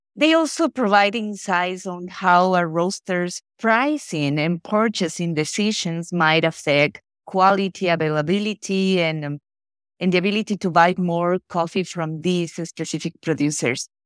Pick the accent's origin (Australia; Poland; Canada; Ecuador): Ecuador; moved away as an adult; now in Florida, United States; I was born and raised in Ecuador, and I'm based in, uh, Florida, U S